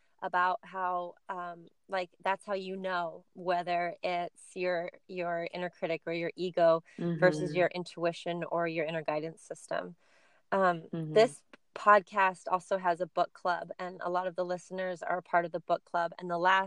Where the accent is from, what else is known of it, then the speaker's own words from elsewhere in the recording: California, United States; the culture that I grew up in California